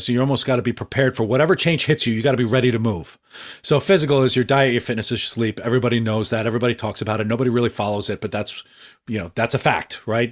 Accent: New York, United States; I grew up in New York

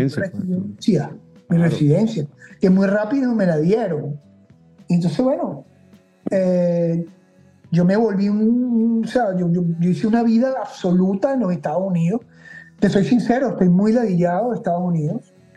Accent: Caracas, Capital District, Venezuela; moved away as an adult; yo caraqueño, sepa caraqueña, duro, me fui de, Venezuela cuando tenía 32 años, eh, pero coño, crecí en el Santiago de León

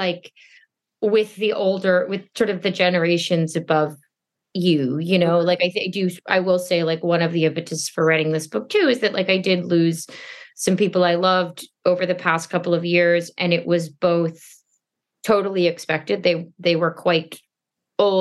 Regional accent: Stuart, Florida, United States; moved away; I'm from Florida

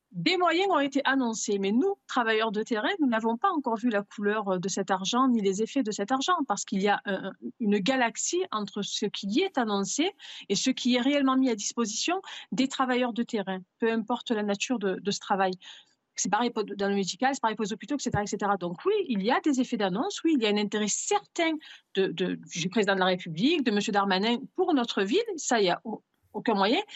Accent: Marseille, Provence-Alpes-Côte d'Azur, France; je suis née à Marseille, je suis née dans des bidonvilles.

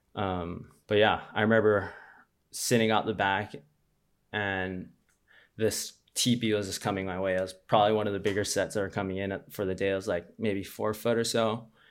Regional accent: Honolulu, Hawaii, United States; I grew up in Waikiki.

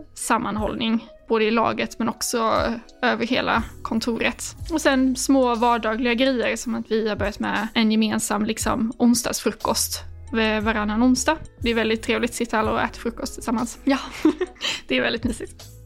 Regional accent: Lund, Skåne, Sweden; moved away as an adult; now in Stockholm, Sweden; jag är från eh, Skåne, från Lund närmare bestämt och har bott här uppe i Stockholm sedan 2019

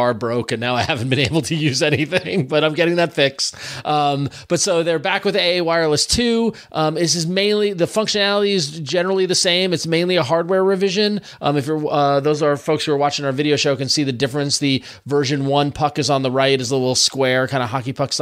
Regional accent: New York metro area, United States; also born or lived in San Francisco; born and raised in the New York metro area

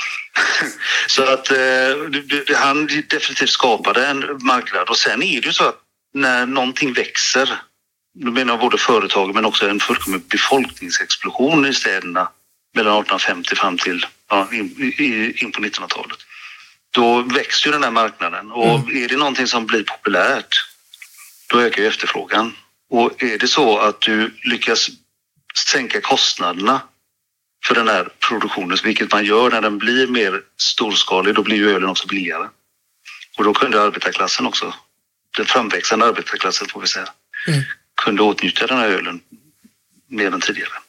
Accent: Gothenburg, Västra Götaland, Sweden; moved away; jag är ju från Göteborg från början

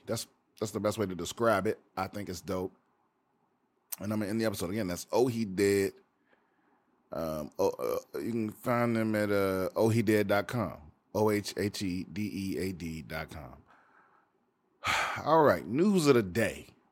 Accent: Washington, District of Columbia, United States; a band from my hometown, from Washington, D C, the D M V.

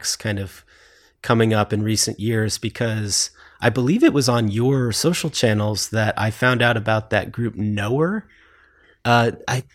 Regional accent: New Jersey, United States; We're from New Jersey

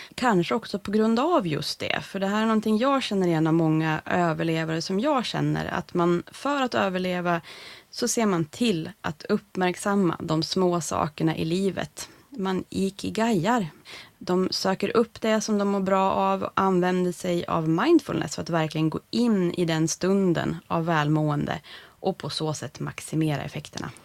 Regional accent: Sweden; den här svenska glesbygden där jag växte upp

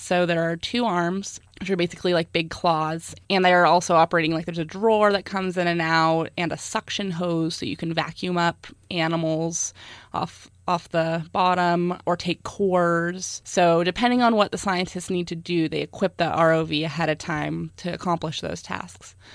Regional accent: South Lake Tahoe, California, United States; I grew up in South Lake Tahoe

